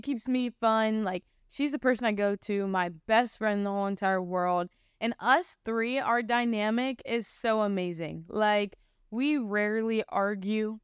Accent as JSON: {"language": "English", "town": "Canton", "region": "Ohio", "country": "United States", "tie": "born or raised there", "said": "I was born January third of two thousand one, um, in Canton, Ohio. So I grew up in Ohio."}